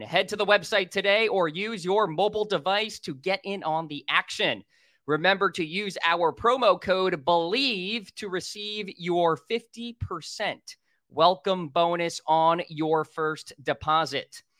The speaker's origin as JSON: {"language": "English", "region": "New Hampshire", "country": "United States", "said": "I'm from New Hampshire"}